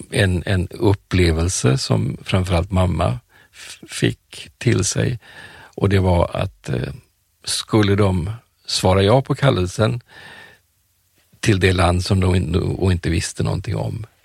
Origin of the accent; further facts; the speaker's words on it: Colombo, Western Province, Sri Lanka; born there; Jag är född i Colombo på Sri Lanka. Ceylon hette det då på